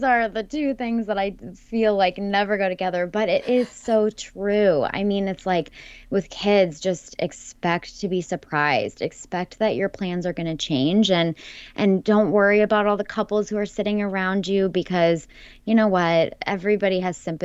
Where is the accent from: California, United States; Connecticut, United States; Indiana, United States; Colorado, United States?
California, United States; explored California, my home state.